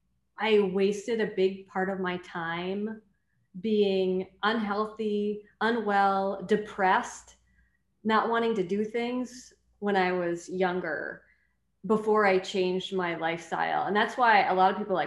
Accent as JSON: {"language": "English", "region": "North Central Wisconsin", "country": "United States", "tie": "born or raised there", "said": "I grew up in North Central Wisconsin"}